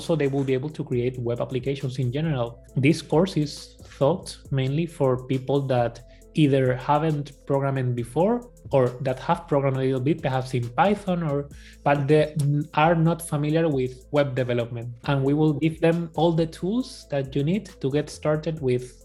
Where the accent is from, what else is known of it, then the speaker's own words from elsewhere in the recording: Spain; accent: Spanish; English is a second language; my Spanish accent